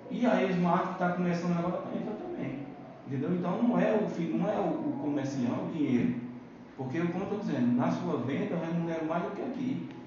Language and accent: Portuguese; Bahia, Brazil; moved away; eu vim da Bahia, eu vim de um lugar que o cara considera o cara.